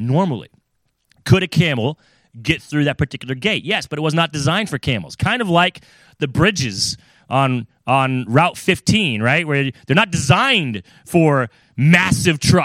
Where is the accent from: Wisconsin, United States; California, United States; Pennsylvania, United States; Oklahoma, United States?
California, United States; also born or lived in Florida / Virginia; now in New England, United States; I grew up in California. I lived in Florida, you know, Virginia